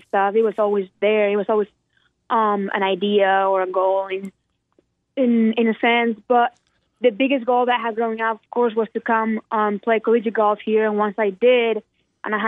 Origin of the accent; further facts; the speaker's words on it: Spain; now in Birmingham, United States; I'm gone from Spain and I'm gone from here